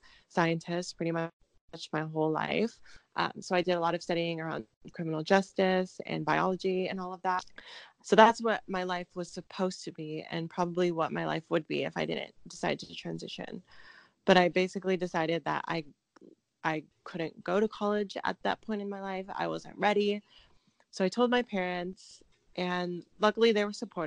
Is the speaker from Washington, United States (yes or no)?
yes; Seattle, Washington, United States; I got a scholarship to go to Seattle University, which is where I grew up in Washington